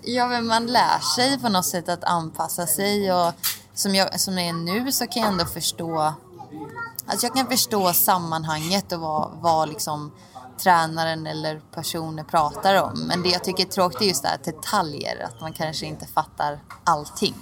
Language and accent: Swedish; Oskarshamn, Kalmar County, Sweden; moved away as an adult; now in Turin, Italy; jag är från Oskarshamn